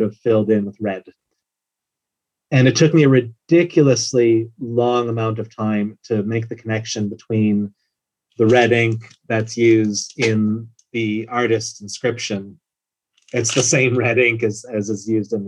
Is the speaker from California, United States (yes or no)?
no; Wisconsin, United States; moved away as an adult; now in Ireland; I'm from Wisconsin